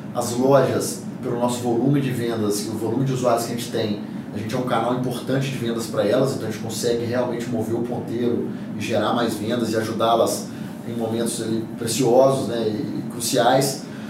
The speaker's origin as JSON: {"language": "Portuguese", "town": "Governador Valadares", "region": "Minas Gerais", "country": "Brazil", "said": "lá na minha região, em Governador Valadares"}